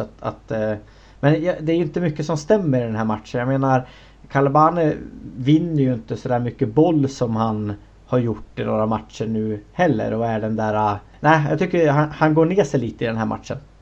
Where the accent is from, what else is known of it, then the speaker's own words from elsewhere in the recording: Sweden; som, som svensk